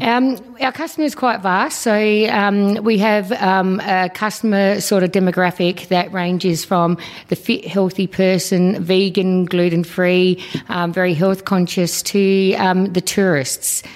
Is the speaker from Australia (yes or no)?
yes; Australia; both my parents were born over in Malta. I was born here in Australia, so um, second generation.